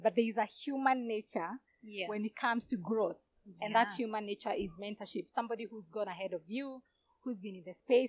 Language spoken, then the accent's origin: English; Kenya; my experience as Kenyan.